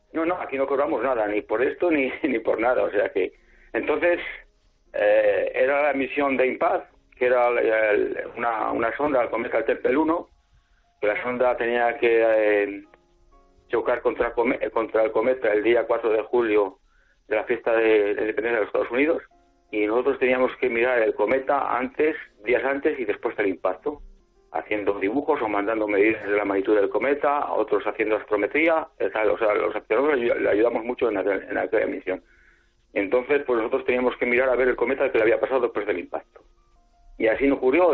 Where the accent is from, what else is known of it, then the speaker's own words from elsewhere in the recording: San Agustín del Pozo, Castile and León, Spain; ahora estoy en casa en, mi pueblo, en San Agustín del Pozo, es un pueblo pequeño